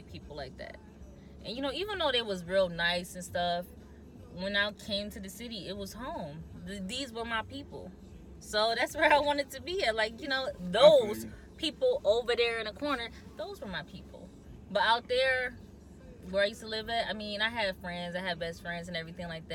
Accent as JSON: {"language": "English", "region": "Michigan", "country": "United States", "tie": "born or raised there", "also_born_or_lived": "New Haven, Michigan", "said": "I was born in the city"}